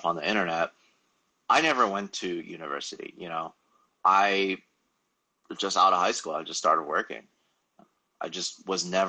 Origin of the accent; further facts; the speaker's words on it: Los Angeles, California, United States; I've pretty much failed every single English class that I've taken here, growing up in Los Angeles